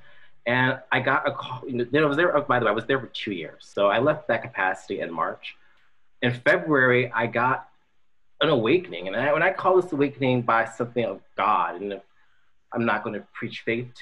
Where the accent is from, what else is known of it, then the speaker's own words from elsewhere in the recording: Washington, District of Columbia, United States; now in Manhattan Beach, United States; I was born in Washington, D.C. I moved here in 2000.